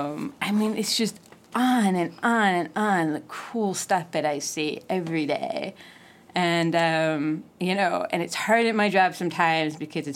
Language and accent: English; Missouri, United States; moved away as an adult; also born or lived in Arkansas / New York; Raised in Missouri.